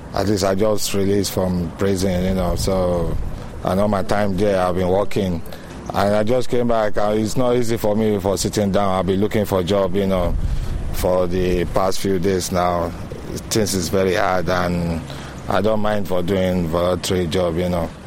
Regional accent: Nigeria; now in Ireland; I'm from Nigeria

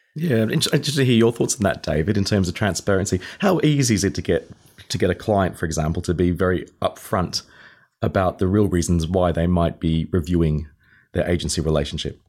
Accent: Australia; moved away as an adult; now in United Kingdom; I am leaving, um, the U K very shortly to return back to my home country, Australia.

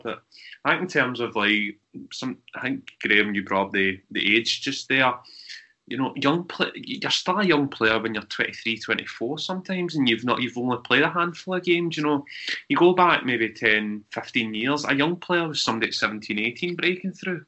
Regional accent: Scotland, United Kingdom; we're from Scotland

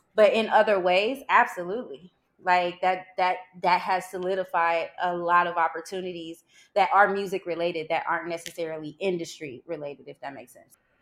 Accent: St. Louis, Missouri, United States; moved away; I'm from Saint Louis, Missouri

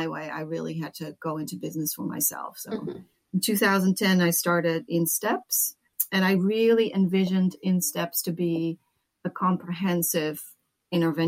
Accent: Netherlands; moved away as an adult; also born or lived in United States; now in California, United States; I grew up in the Netherlands

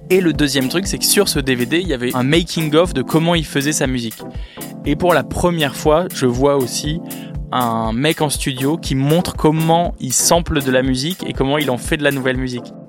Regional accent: Villeneuve-d'Ascq, Hauts-de-France, France; je viens de Lille, précisément de Villeneuve-d'Ascq, qui est une petite ville, euh, à côté de Lille.

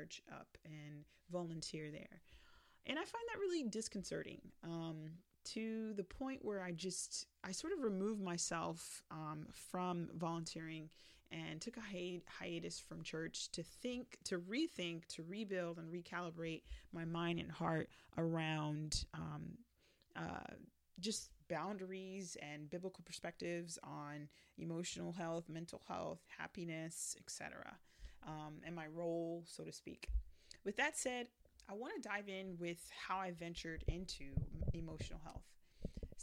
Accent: South Florida, United States; I was raised in South Florida going to American schools

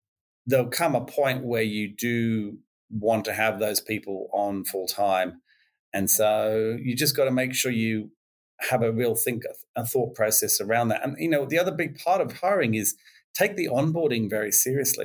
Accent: England, United Kingdom; moved away as an adult; now in Australia; being English, even though I've been here 25 years now

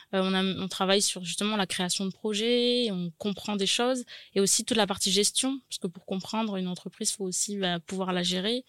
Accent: Nouméa, South Province, New Caledonia; née à Nouméa, j'ai grandi à Nouméa

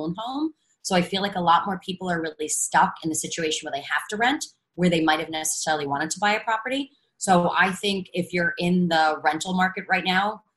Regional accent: New York, United States; I'm a New Yorker

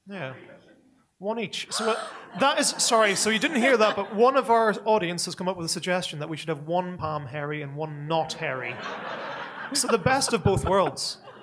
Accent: Northern Ireland, United Kingdom; I'm a person from Northern Ireland. You can tell by the by the accent, right? And we're the people who turned the word kneecap into a verb

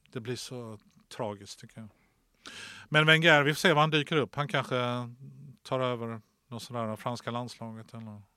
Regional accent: Lund, Skåne, Sweden; som Lundabo

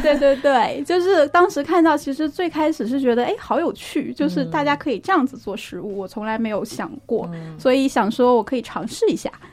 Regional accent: Inner Mongolia, China; moved away as an adult; now in Beijing, China; 我是在内蒙古长大的，我就在内陆长大的

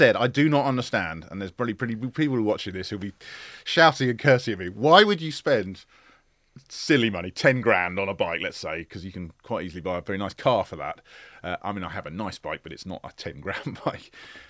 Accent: London, United Kingdom; I grew up in Northwest London. Suburbs of London. Very unexciting. I wish I lived by the sea.

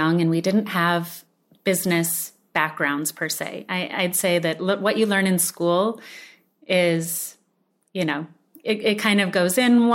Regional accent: Sedona, Arizona, United States; more ancient food philosophies that we were raised with growing up in Sedona

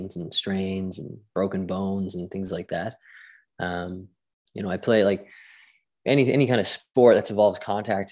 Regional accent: St. John's, Newfoundland and Labrador, Canada; also born or lived in Glasgow, Scotland; I grew up here in St. John's, Newfoundland

